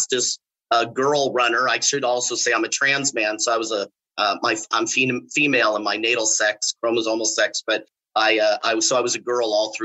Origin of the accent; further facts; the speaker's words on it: California, United States; moved away as an adult; also born or lived in Mexico (ancestry); now in Orlando, United States; I'm originally from California. I spent most of my 55 years, I spent 40 of those years in California.